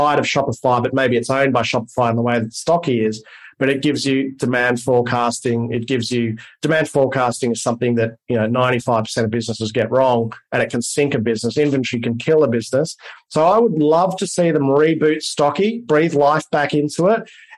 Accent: Australia

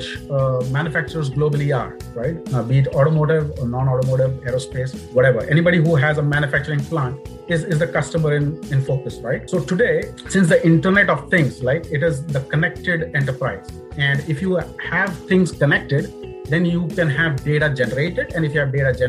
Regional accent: India; moved away as an adult; also born or lived in United Kingdom; now in Warwick, United Kingdom; India, in my hometown.

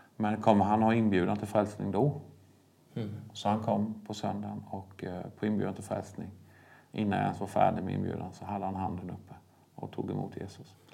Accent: Vetlanda, Jönköping County, Sweden; also born or lived in Bulgaria; vi kom ju från en församlingsplantering. Det var där jag växte upp

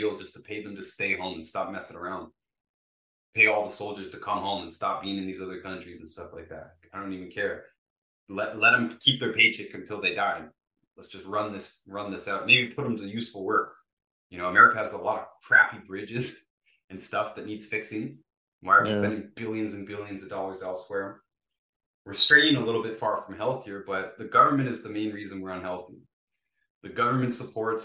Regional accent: Ontario, Canada; I'm from Ontario, Canada

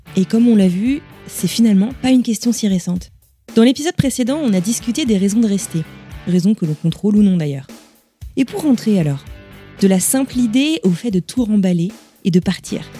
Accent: France; moved away as an adult; now in Boston, United States; Je me sens effectivement en décalage sur pas mal de points avec mon pays d'origine

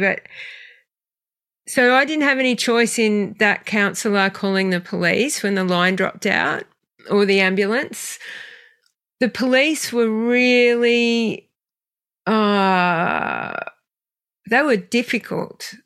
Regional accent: Australia; also born or lived in western suburbs of Sydney; I grew up in the western suburbs of Sydney, so very working class family, and then moved to a small country town when I was seven

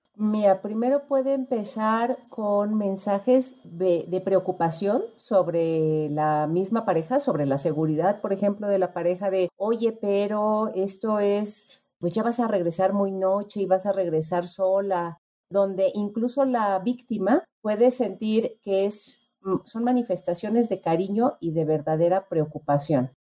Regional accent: Mexico; nosotros, mm, en particularmente los mexicanos

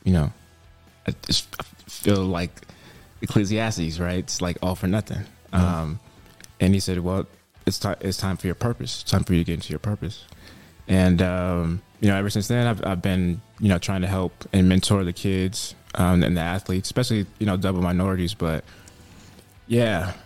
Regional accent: Bay Area, California, United States; moved away; I'm from the Bay Area and some rough areas

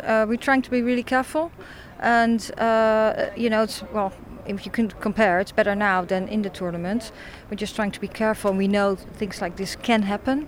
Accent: Netherlands; moved away as an adult; now in England, United Kingdom; I'm from the Netherlands.

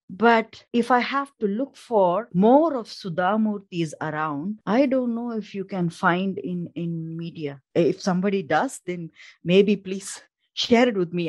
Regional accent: India; moved away as an adult; now in Denmark; I'm an Indian by origin

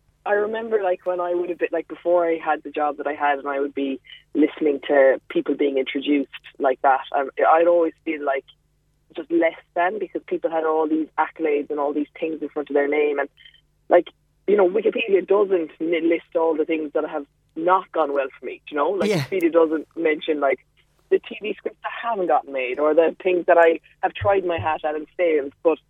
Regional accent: Mallow, Munster, Ireland; Had female role models. I was thinking about this because my parents are divorced, so it was me and my mom, and my nana was a huge part of my life.

